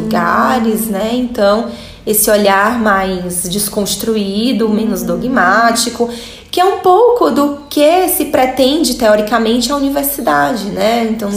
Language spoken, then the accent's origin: Portuguese; Fortaleza, Ceará, Brazil; moved away as an adult; also born or lived in Salvador, Brazil / France; eu sou de Fortaleza